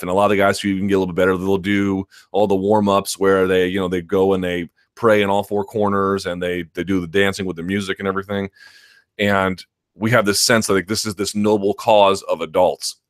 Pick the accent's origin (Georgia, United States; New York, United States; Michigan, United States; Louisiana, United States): Georgia, United States; South; moved away; I grew up in South Georgia for a, a portion of my life